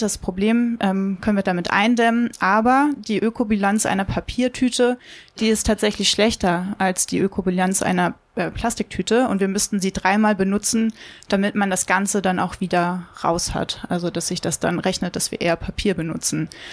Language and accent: German; Hamburg, Germany; Ich komme ja aus Hamburg